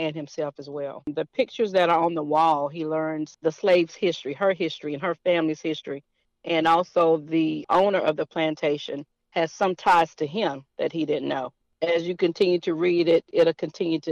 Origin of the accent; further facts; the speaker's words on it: Fayetteville, North Carolina, United States; I'm from Fayetteville, North Carolina